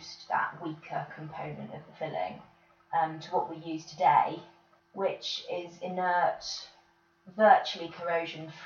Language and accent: English; Bedfordshire, East of England, United Kingdom; now in North Oxfordshire, United Kingdom; I'm from Bedfordshire originally, currently living in North Oxfordshire.